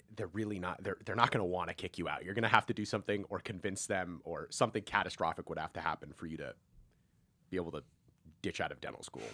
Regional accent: Seattle, Washington, United States; born or raised there; moved away as an adult; now in California, United States

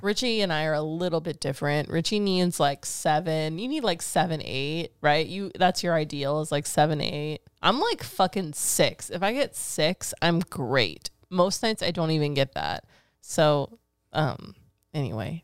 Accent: Fremont, California, United States; Tweaks, Freaks, and Antiques. That's my hometown

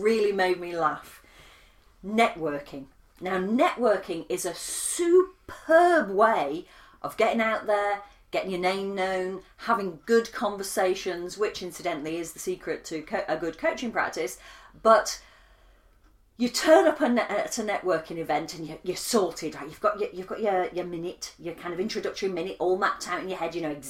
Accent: United Kingdom; I'm British

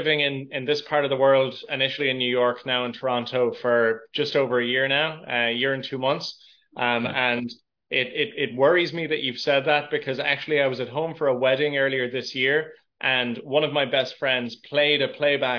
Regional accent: Midwest, Ireland; I probably have, where I'm from in Ireland, I'm from the Midwest of Ireland. It probably is a more neutral accent than Dublin or Cork or Belfast.

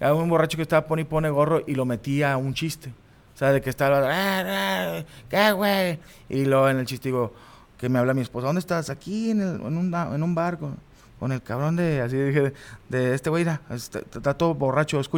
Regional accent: Monterrey, Nuevo León, Mexico; a final de cuentas somos regios, así somos nosotros

